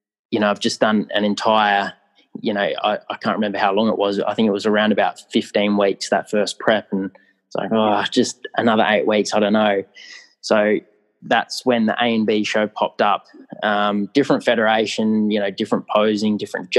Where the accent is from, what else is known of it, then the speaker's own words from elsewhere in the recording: Australia; as an Australian athlete